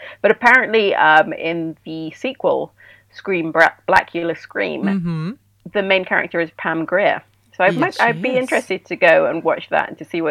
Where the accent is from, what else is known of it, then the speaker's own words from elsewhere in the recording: Sudan; moved away; I grew up in Sudan and I, you know, spent most of my adulthood here.